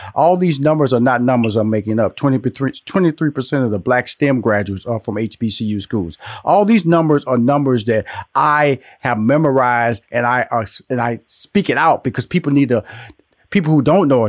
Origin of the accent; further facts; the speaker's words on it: Houston, Texas, United States; I was born and raised in Houston, Texas.